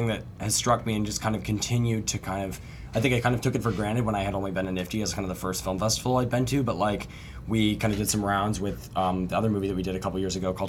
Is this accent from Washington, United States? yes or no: yes; Seattle, Washington, United States; now in Los Angeles, United States; I'm from Seattle, Washington originally, although now I'm based out